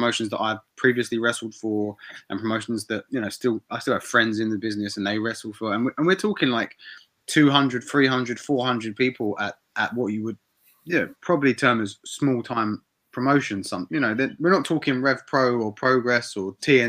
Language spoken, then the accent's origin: English; Bournemouth, South West England, United Kingdom; I'm from Bournemouth. I was born there. My family lived there. My friends lived there.